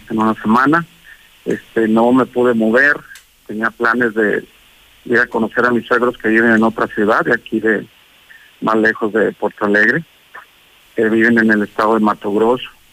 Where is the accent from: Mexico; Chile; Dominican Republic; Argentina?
Mexico; also born or lived in Aguascalientes; de México, México, aquí dicen México